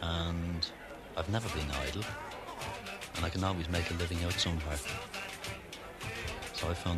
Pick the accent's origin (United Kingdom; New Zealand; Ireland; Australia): Ireland; moved away as an adult; now in Jersey; Like, you built up friends in Ireland because you were born there.